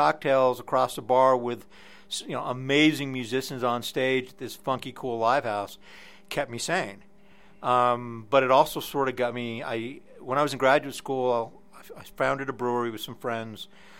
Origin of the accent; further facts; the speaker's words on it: Reno, Nevada, United States; moved away as an adult; also born or lived in Detroit, Michigan; I moved to Detroit from Reno, Nevada, where I went to graduate school, actually where I grew up.